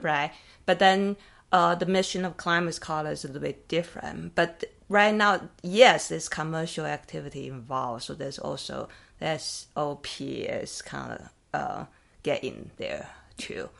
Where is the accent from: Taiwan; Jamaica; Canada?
Taiwan; now in United States; I grew up in Taiwan